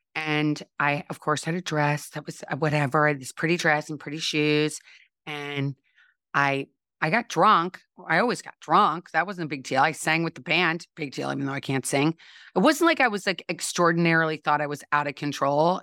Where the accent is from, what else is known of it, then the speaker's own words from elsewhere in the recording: St. Louis, Missouri, United States; I grew up in Saint Louis, Missouri, and I always like to say home of Anheuser-Busch